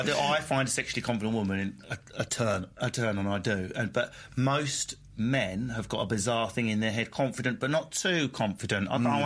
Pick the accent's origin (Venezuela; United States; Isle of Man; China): Isle of Man; I'm from the Isle of Man. It counts.